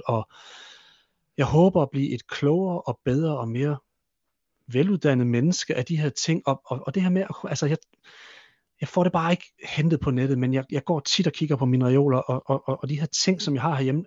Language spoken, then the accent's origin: Danish; Hammel, Central Denmark Region, Denmark; moved away; min, i min gamle hjemby, ø, Hammel